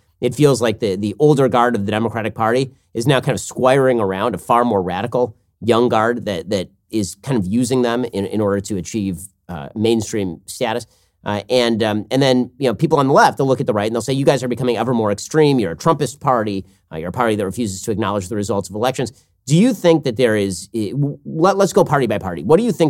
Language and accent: English; New York, United States; And look at me, I'm a New Yorker.